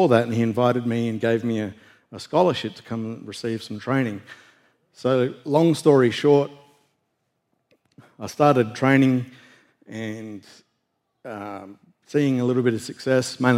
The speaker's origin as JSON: {"language": "English", "country": "Australia", "moved": "yes", "said": "I was in the national weightlifting team back in Australia"}